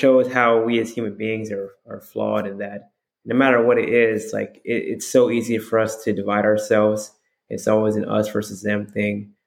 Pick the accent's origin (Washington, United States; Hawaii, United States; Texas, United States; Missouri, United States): Hawaii, United States; I'm from Hawaii. You know, I was raised there